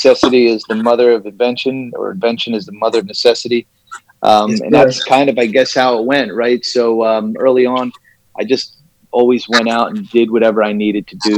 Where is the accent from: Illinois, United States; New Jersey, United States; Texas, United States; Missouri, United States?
New Jersey, United States; also born or lived in New York; I am from New Jersey originally, still located in New Jersey in the great Northeast. Went to school here